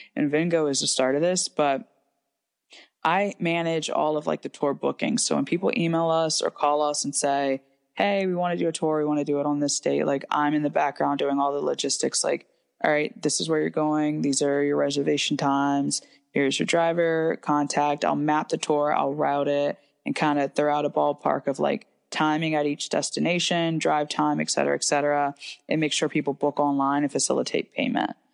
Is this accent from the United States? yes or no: yes; Ashland, Virginia, United States; I'm from Hanover County, specifically Ashland, Virginia. It's a small train town, um, approximately about seven thousand people. So I grew up in a very small town um, just outside of Richmond